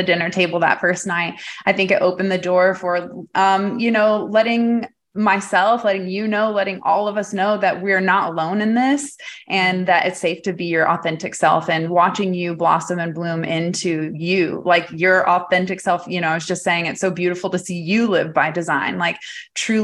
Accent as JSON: {"language": "English", "town": "Farmersville", "region": "Texas", "country": "United States", "tie": "born or raised there", "said": "growing up in Farmersville, Texas"}